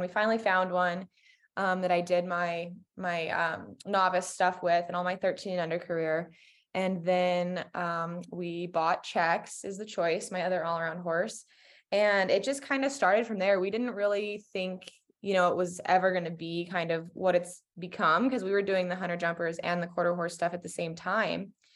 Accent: Colorado, United States; I'm from Colorado.

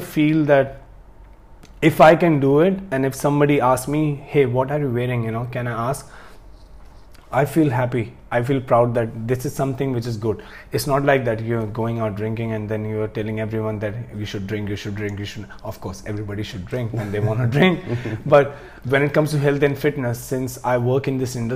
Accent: India; I'm from India

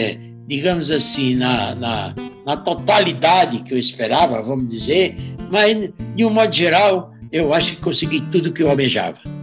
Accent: Seridó, Rio Grande do Norte, Brazil; moved away; sou nordestino do Seridó, região do, norte, do, Rio Grande do Norte

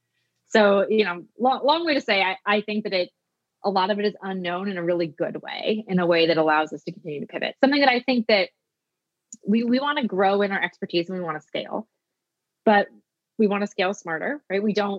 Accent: Pacific Northwest, United States; I'm from the Pacific Northwest.

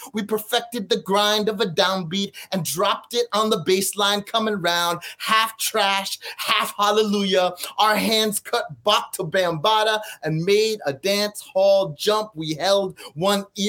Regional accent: Edison, New Jersey, United States; I grew up in Edison, New Jersey

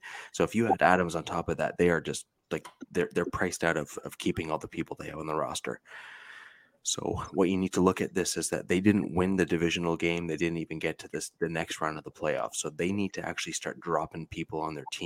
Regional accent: Central Ontario, Canada; I'm from Central Ontario here in Canada

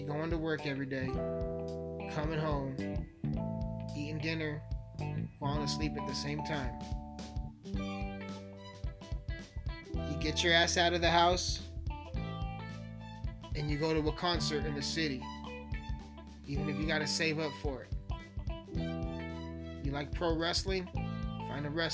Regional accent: Alamosa, Colorado, United States; also born or lived in Montrose, Colorado; I'm born and raised in Alamosa, man, the San Luis Valley

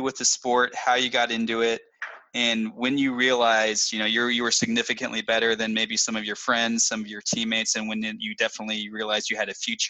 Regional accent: Dallas, Texas, United States; being born and raised in Dallas

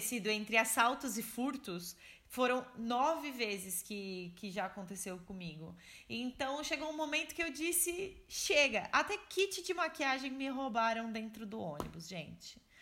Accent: São Paulo, Brazil; moved away as an adult; nós que somos de São Paulo

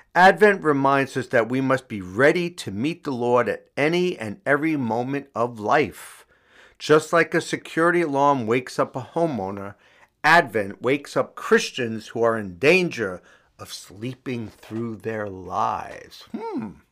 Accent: New York City, New York, United States; Astoria, Queens, um, my hometown

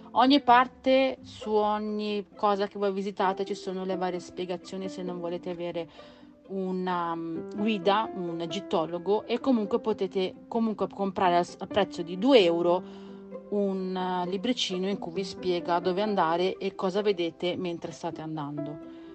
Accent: Campania, Italy; moved away; Io sono campana e nella mia città sul lungomare è pieno, attualmente non lo so perché manco da tanti anni

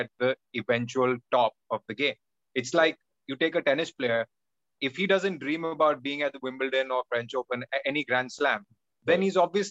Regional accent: Mumbai, Maharashtra, India; I was in Don Bosco in Mumbai, which is very famous for its football team

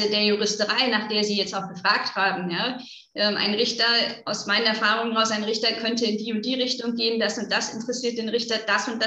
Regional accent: North Rhine-Westphalia, Germany; now in Augsburg, Germany; ich komme aus NRW

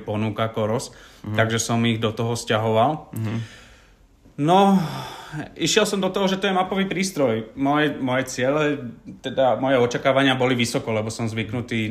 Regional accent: Záhorie, Slovakia; u nás na Záhory

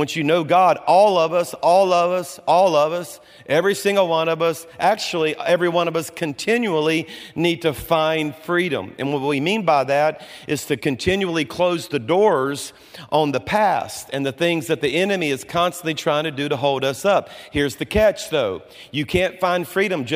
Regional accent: Baton Rouge, Louisiana, United States; moved away as an adult; now in Birmingham, United States; I was born and raised in Baton Rouge, went to LSU

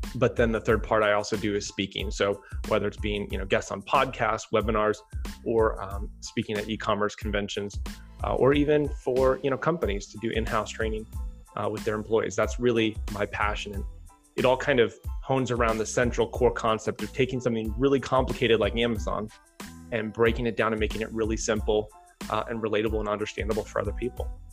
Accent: Chicago, Illinois, United States; moved away as an adult; also born or lived in Durango, Colorado / Los Angeles, California; initially I grew up in Chicago and went out to school in Colorado.

